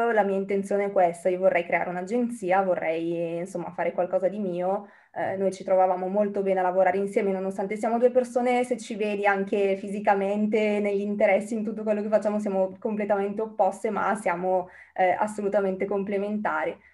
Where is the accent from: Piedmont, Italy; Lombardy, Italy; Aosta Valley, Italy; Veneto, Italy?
Lombardy, Italy; Bergamo; now in United Kingdom; mm, sono originaria di Bergamo in questo momento sono a Bergamo